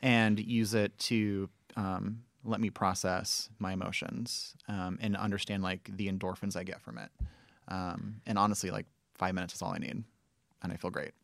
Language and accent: English; Southern California, United States; moved away; also born or lived in Memphis; I grew up in Southern California